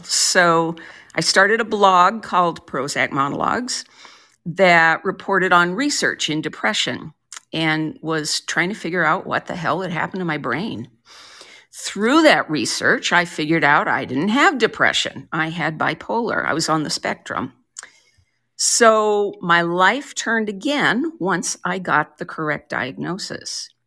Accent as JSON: {"language": "English", "region": "Colorado", "country": "United States", "tie": "born or raised there", "also_born_or_lived": "Portland, Oregon / New Haven, Connecticut / Minneapolis / Iowa", "moved": "yes", "lives_now": "Central Oregon, United States", "said": "I grew up in Colorado, but I've lived on both coasts"}